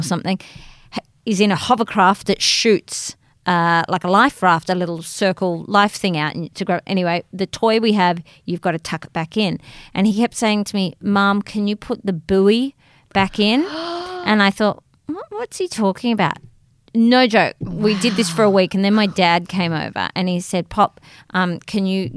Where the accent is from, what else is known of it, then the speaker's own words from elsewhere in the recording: Australia; as an Aussie